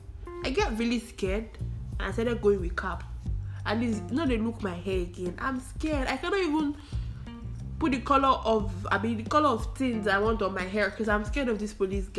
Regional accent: Anambra, Nigeria; I am from Anambra State

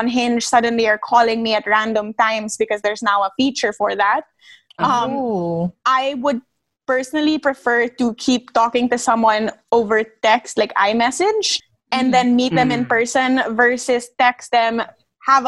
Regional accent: Manila, Metro Manila, Philippines; moved away as an adult; also born or lived in Italy; now in Washington, D.C., United States; growing up in Manila

